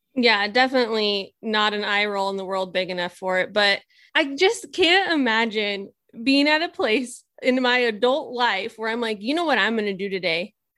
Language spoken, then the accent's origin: English; Nebraska, United States; I'm was born and raised in Nebraska